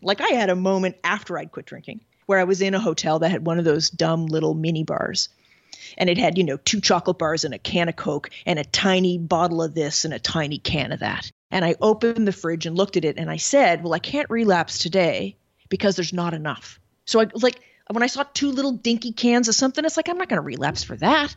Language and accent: English; Canada; moved away as an adult; now in Paris, France; I'm originally from Canada, and I live in Paris, France